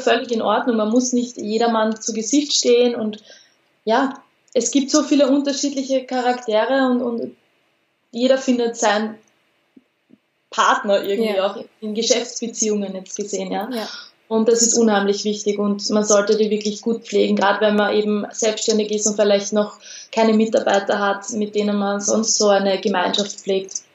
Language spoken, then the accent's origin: German; Austria; bei uns in Österreich